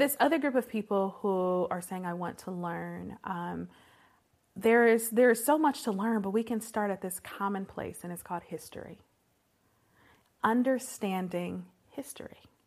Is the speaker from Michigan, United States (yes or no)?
yes; Detroit, Michigan, United States; I was born and raised in Detroit, Michigan, proper, in the city